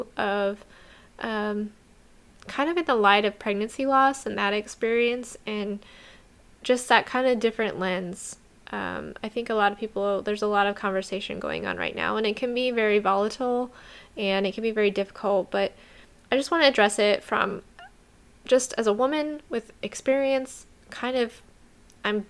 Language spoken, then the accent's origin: English; New Mexico, United States; my home state of New Mexico, where I grew up